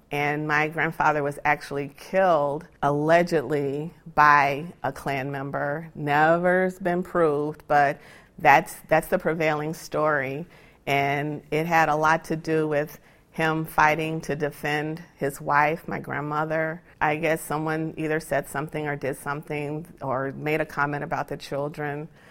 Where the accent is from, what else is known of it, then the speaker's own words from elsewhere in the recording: Gary, Indiana, United States; I grew up in Means Manor in Gary, Indiana